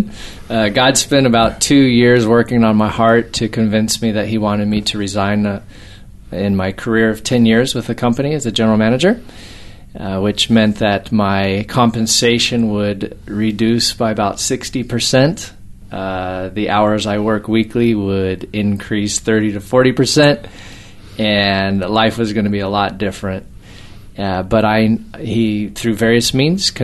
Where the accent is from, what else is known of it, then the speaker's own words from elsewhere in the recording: Albuquerque, New Mexico, United States; moved away as an adult; now in Hawaii, United States; I grew up in the States, mm-hmm. in Albuquerque, New Mexico.